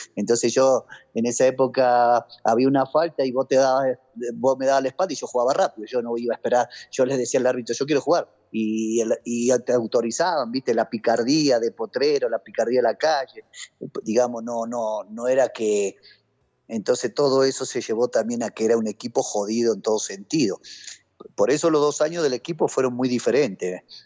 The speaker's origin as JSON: {"language": "Spanish", "country": "Argentina", "tie": "born or raised there", "moved": "as an adult", "lives_now": "Bogotá, Colombia", "said": "son cosas que te enseñan de chiquito allá en Argentina, ¿me entendés? Y bueno, yo acá cuando llegué"}